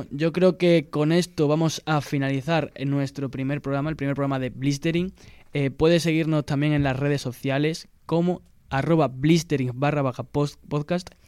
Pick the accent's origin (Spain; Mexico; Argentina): Spain; Habrá que dormirse un poco antes. Que somos españoles.